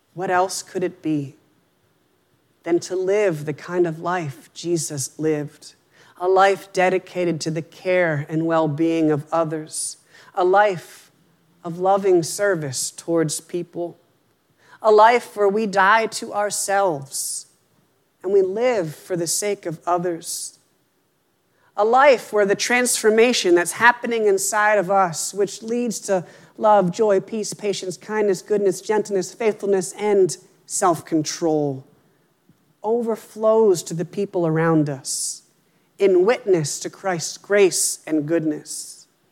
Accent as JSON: {"language": "English", "region": "Pennsylvania", "country": "United States", "tie": "born or raised there", "moved": "as an adult", "lives_now": "Worcester, United States", "said": "until we moved here, I had lived in Pennsylvania my whole life"}